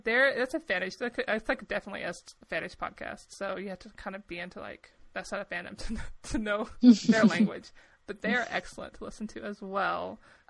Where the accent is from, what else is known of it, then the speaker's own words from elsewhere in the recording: the South, United States; accent: Southern; I wasn't from that city. I was from a smaller town. So my accent was much thicker when I was younger. I've erased it, right? I've gotten rid of it.